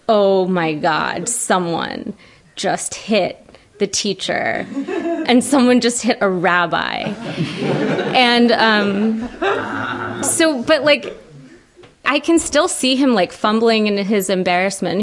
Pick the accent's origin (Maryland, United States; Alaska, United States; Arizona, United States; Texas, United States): Maryland, United States; Ellicott City; I grew up in Ellicott City, Maryland